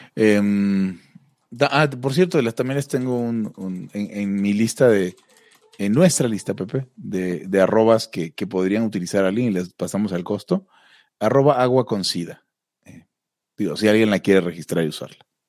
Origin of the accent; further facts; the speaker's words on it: Maracaibo, Zulia, Venezuela; Maracaibo, la ciudad donde soy